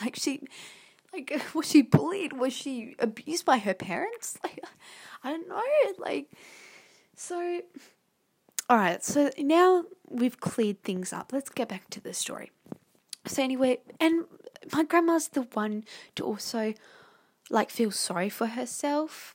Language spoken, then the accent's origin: English; Australia; I'm Australian.